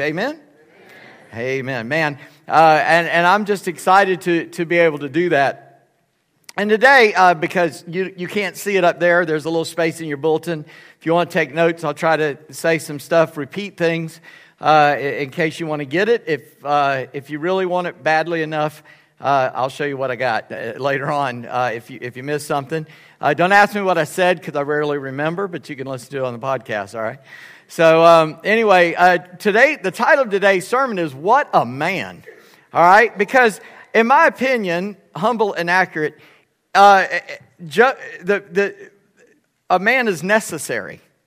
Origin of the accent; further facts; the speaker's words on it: Charleston, South Carolina, United States; I'm from Charleston. We had gators there